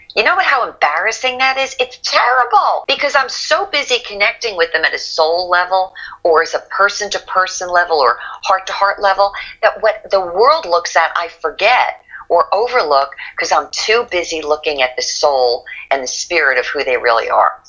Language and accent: English; Lyndhurst, New Jersey, United States; I grew up in New Jersey, northern Jersey, and to give you a perspective, it was a one square mile town